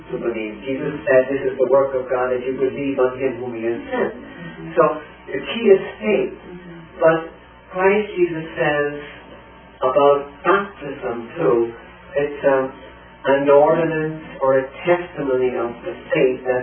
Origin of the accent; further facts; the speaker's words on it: Ireland; now in United States; my father was in that uprising, and my background is the old IRA.